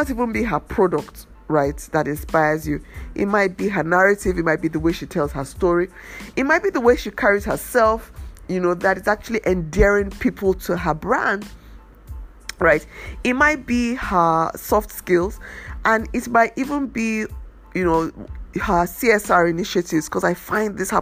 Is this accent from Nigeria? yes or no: yes; Nigeria; as a Nigerian designer